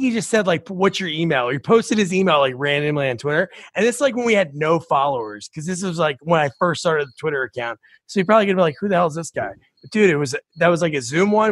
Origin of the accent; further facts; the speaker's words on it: New Jersey, United States; I grew up in New Jersey